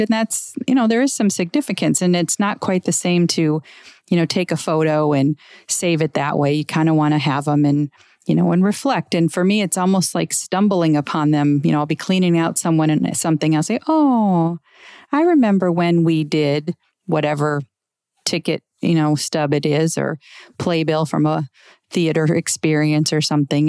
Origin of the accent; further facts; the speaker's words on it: Scottsdale, Arizona, United States; my hometown of Scottsdale